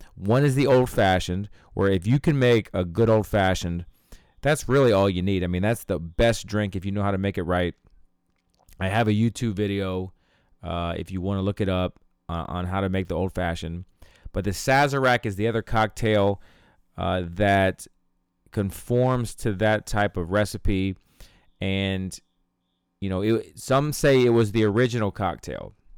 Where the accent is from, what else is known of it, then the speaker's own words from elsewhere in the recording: Ohio, United States; my hometown here in Ohio